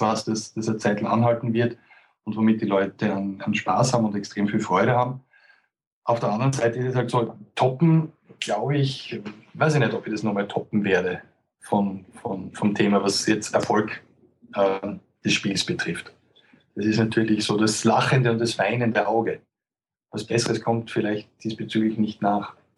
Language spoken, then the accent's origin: German; Austria; als Österreicher